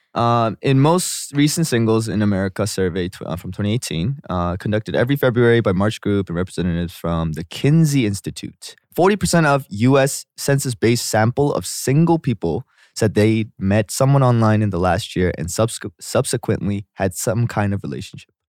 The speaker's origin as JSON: {"language": "English", "town": "Vancouver", "region": "British Columbia", "country": "Canada", "tie": "born or raised there", "said": "I grew up in Vancouver, Vancouver"}